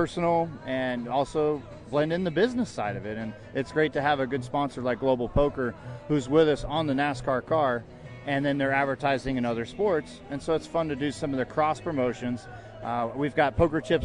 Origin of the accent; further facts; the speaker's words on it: Las Vegas, Nevada, United States; My family is all from Chicago, and I was born and raised in Las Vegas